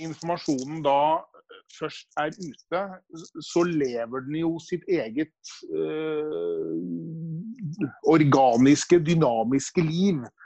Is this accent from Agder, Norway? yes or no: no; Nøtterøy, Vestfold, Norway; når jeg vokste opp da, på Nøtterøy på 70-tallet